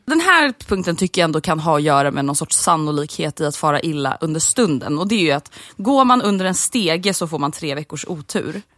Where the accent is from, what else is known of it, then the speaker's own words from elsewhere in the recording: Sweden; som svensk vuxit upp med A-brunnar